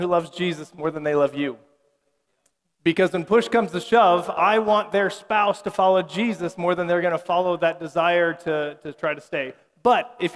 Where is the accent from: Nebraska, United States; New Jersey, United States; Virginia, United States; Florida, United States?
Nebraska, United States; I'm from Nebraska